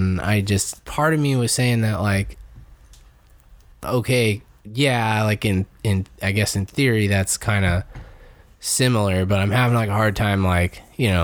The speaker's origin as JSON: {"language": "English", "country": "United States", "said": "I'm an American"}